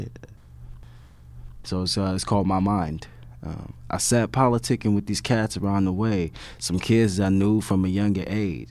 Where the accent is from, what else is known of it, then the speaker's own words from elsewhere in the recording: Compton, California, United States; I'm from Compton, California, in Los Angeles, East Compton.